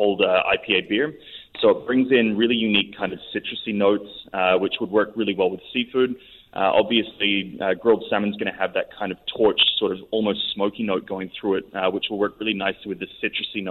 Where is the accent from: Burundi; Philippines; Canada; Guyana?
Philippines; I grew up in the Philippines